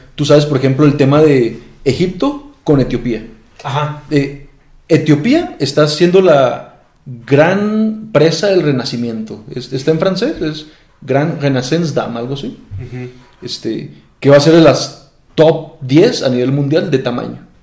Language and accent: Spanish; Mexico; Nosotros aquí en México